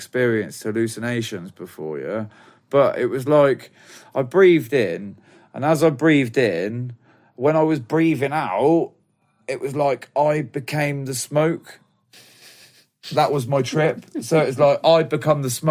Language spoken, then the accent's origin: English; Banbury, South East England, United Kingdom; moved away as an adult; we were selling stuff in my hometown, Banbury, Oxford